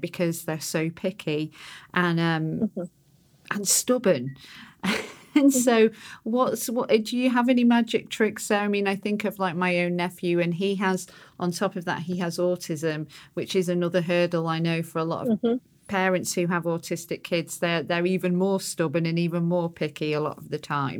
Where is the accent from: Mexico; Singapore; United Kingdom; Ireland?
United Kingdom; because I'm British